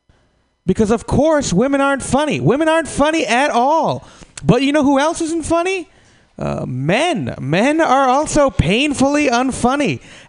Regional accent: California, United States; just because I'm from California, you know.

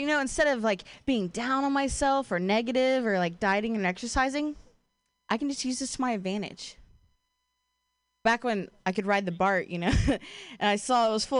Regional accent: Ohio, United States; moved away as an adult; now in Bay Area, United States; I'm from Ohio

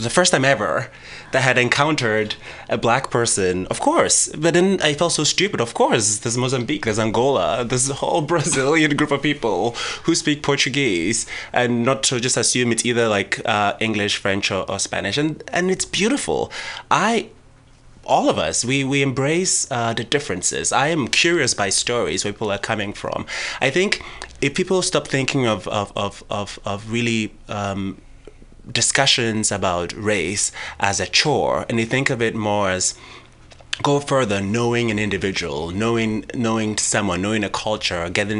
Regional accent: Ghana; And I grew up in Ghana, and we're surrounded by Francophone countries.

